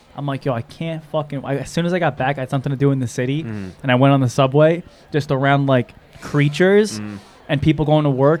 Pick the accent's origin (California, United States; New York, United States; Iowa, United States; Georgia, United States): New York, United States; I'm from New York.